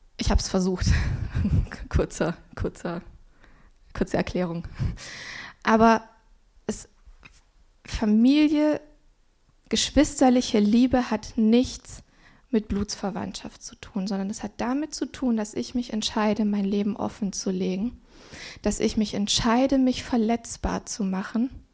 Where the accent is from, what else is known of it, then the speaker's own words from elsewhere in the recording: Swabia, Baden-Württemberg, Germany; ich bin im Schwabenland aufgewachsen